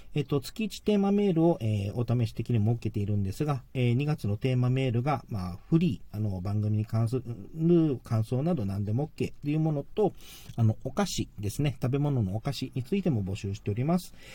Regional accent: Okinawa, Japan; 自分沖縄なので、まあ、沖縄は沖縄のそのエーサー

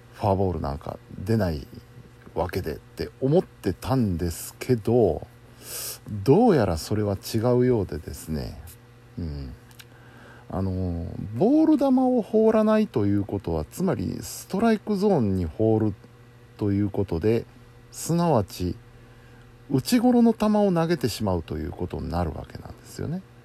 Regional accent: Kansai, Japan; 盛り上がらざるを得ませんよ関西人としては

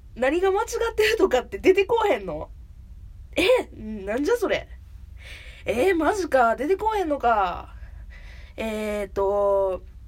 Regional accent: Kansai, Japan; accent: Kansai-ben; 関西弁の使い手でありますので

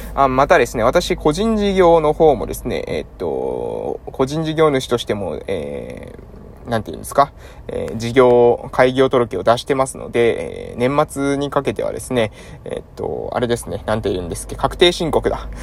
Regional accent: Japan; 地元に戻ってきたのもですね

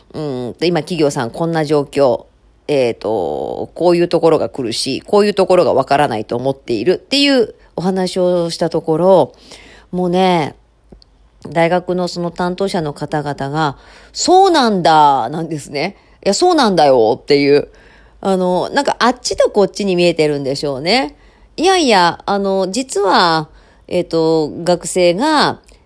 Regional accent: Osaka, Japan; 私も大阪府民

